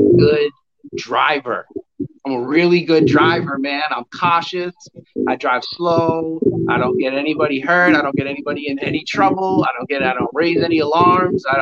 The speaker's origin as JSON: {"language": "English", "town": "Brockton", "region": "Massachusetts", "country": "United States", "tie": "born or raised there", "said": "I grew up in Brockton, Massachusetts"}